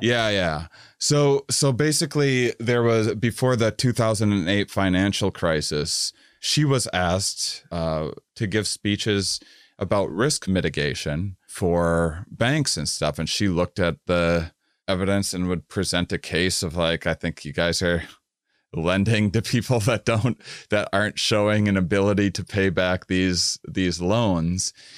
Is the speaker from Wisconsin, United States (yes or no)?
yes; suburban Wisconsin, United States; I grew up in the Midwest, uh, uh, uh, uh, suburban in Wisconsin